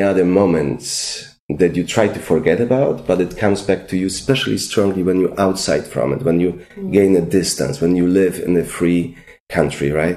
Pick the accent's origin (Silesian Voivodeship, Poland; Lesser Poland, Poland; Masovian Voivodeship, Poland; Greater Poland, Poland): Lesser Poland, Poland; English is a second language; moved away as an adult; also born or lived in Los Angeles, United States; I'm an ambitious Highlander from Polish mountains